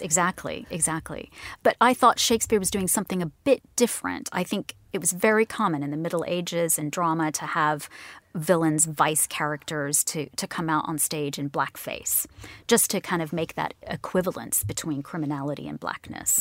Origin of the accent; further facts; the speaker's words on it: Houston, Texas, United States; moved away as an adult; also born or lived in England / Pakistan / California; now in London, United Kingdom; my family moved us to Houston when I was very little. Um, I actually spent the first two, three years of my life in England. And then I, I studied in, I moved to California from Texas